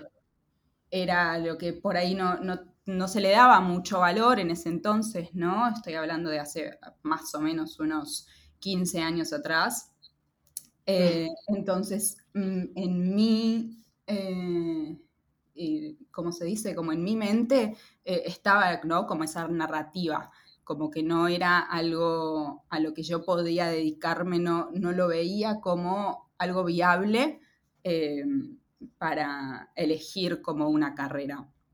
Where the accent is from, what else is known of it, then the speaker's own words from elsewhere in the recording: Lima, Peru; moved away as an adult; now in Buenos Aires, Argentina; Lima, que es eh, la ciudad donde nací y crecí, en Lima, eh, en Perú.